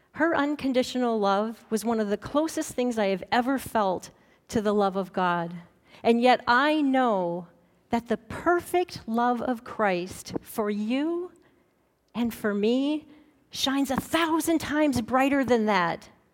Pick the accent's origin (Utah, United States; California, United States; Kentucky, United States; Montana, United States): Montana, United States; growing up in Montana